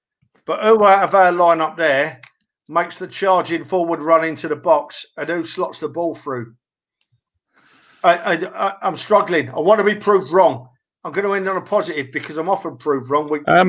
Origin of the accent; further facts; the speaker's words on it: London, United Kingdom; I was born and raised in Tottenham. We all know that. I went to school in Tottenham.